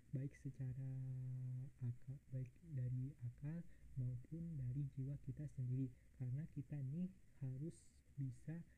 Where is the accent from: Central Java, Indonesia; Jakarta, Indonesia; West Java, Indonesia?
West Java, Indonesia; Bandung; Gue asli dari Bandung